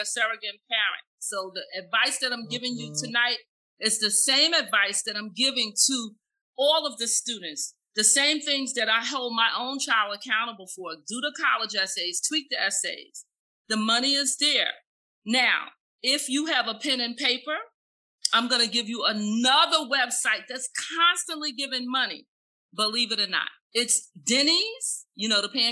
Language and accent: English; the South, United States; I am African American from the South